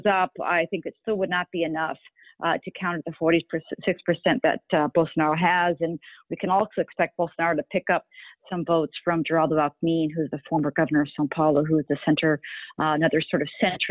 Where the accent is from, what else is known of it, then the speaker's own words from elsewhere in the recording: Connecticut, United States; also born or lived in Rio de Janeiro, Brazil; I was born in the States. My mother is Brazilian. My father is American. I did live for a few years when I was young in Rio, but mostly raised in the States in Connecticut.